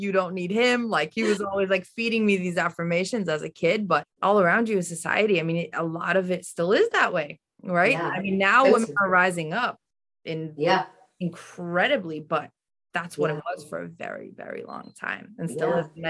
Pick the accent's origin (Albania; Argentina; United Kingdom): Albania; Tirana, Tirana County; so I'm from Albania. I was born in Albania, in Tirana.